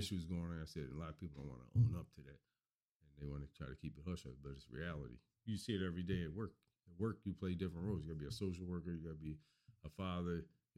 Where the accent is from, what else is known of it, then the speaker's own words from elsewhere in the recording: Miami, Florida, United States; When I grew up in Miami. I grew up in the inner city, so I saw a lot of violence.